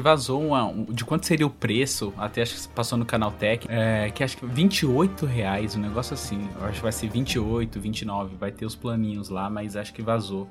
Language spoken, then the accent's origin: Portuguese; Northeast Region, Brazil; Eu sou nordestino